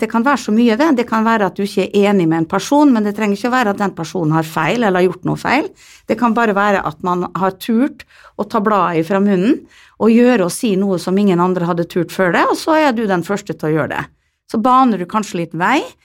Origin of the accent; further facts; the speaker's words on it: Netherlands; now in Molde, Norway; jeg kommer jo fra Nederland, hvor man er liberal på det meste